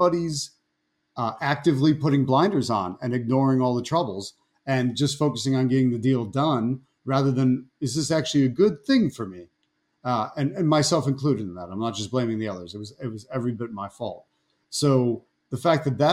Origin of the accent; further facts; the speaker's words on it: Buffalo, New York, United States; moved away; also born or lived in Washington, D.C.; We're both from upstate New York. We're from Buffalo